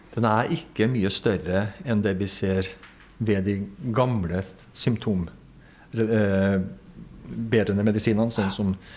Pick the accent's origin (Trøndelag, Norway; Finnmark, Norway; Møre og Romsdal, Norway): Trøndelag, Norway; now in Lillehammer, Norway; jeg er en trønder som bor på Lillehammer, der vi er nå